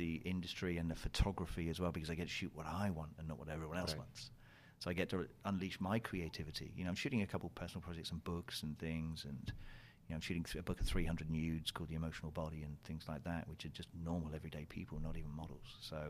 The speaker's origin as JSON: {"language": "English", "region": "South West England", "country": "United Kingdom", "said": "I'm from Cornhole. Yeah, I'm from that Cornhole, yeah. Even though I don't have the accent."}